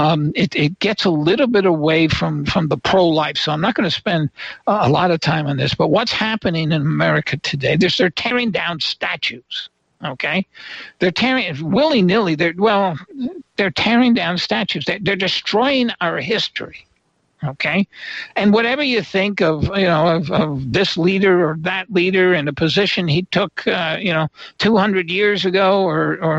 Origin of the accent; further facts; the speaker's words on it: New York, United States; I was born in New York State